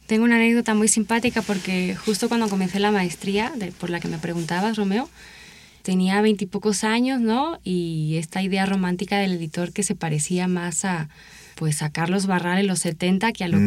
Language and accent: Spanish; Seville, Andalusia, Spain; moved away; Soy original de Sevilla, España, y realicé mi licenciatura allá en mi ciudad de, origen